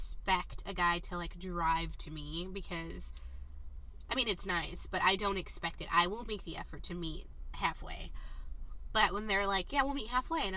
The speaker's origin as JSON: {"language": "English", "region": "Southern California", "country": "United States", "said": "Southern California."}